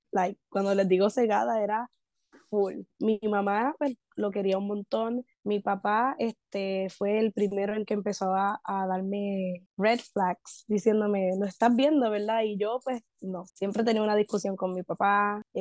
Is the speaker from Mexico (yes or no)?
no; Puerto Rico; pero yo como buena puertorriqueña, pues ignorando